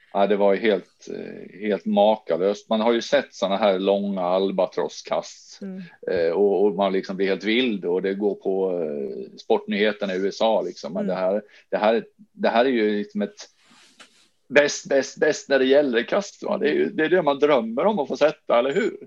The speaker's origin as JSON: {"language": "Swedish", "town": "Jönköping", "region": "Jönköping County", "country": "Sweden", "tie": "born or raised there", "moved": "yes", "lives_now": "Sandviken, Sweden", "said": "hemma i Jönköping där jag är uppvuxen"}